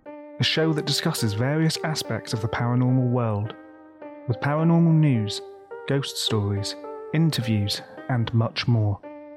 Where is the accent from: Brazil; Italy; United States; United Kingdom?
United Kingdom; Plymouth, South West England; So obviously you were born and raised in Plymouth.